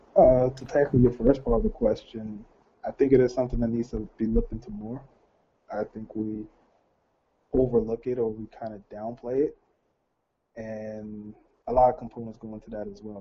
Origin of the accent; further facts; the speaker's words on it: New York City, New York, United States; I'm from Brooklyn, so Flatbush exactly.